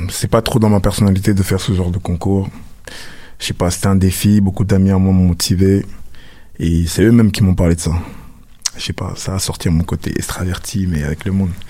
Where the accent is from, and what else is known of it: France; born or raised there; moved away as an adult; also born or lived in Douala, Cameroon; now in Montreal, Canada